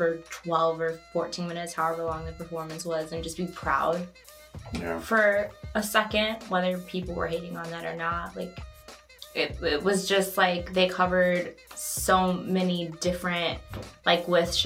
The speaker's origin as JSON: {"language": "English", "town": "Chicago", "region": "Illinois", "country": "United States", "tie": "born or raised there", "also_born_or_lived": "Houston, Texas", "said": "I grew up in Logan Square, but I was born in Houston"}